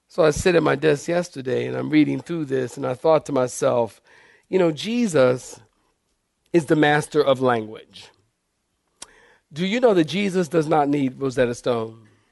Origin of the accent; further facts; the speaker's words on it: Philadelphia, Pennsylvania, United States; when I was a kid in Philadelphia, I grew up in Philadelphia